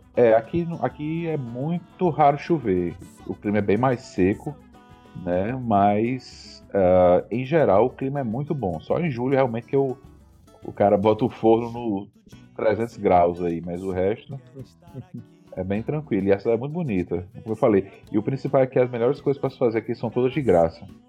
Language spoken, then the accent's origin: Portuguese; Natal, Rio Grande do Norte, Brazil; moved away as an adult; now in Canada; morei minha vida toda em Natal